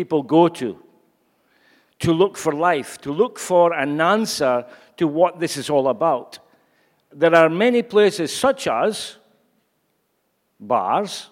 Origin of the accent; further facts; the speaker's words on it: Scotland, United Kingdom; I'm sure you've gathered by now that I'm Scottish.